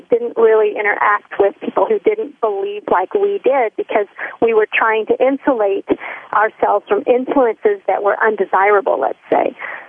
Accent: Texas, United States; born there; also born or lived in Missouri / Florida / Tennessee; I moved around a lot. I would have to say that I'm a Southern girl. I was born in Texas, and my dad moved us around a little bit, Missouri, Florida, back to Texas, and then we moved to Tennessee.

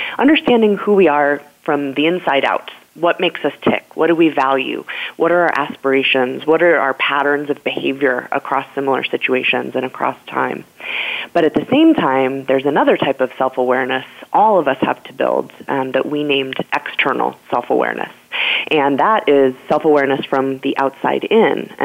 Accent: Colorado, United States; moved away; also born or lived in New York; was able to go back home to my home state of Colorado

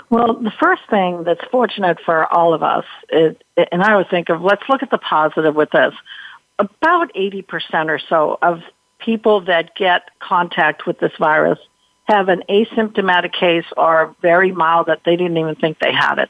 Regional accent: Massachusetts, United States; I'm from Massachusetts

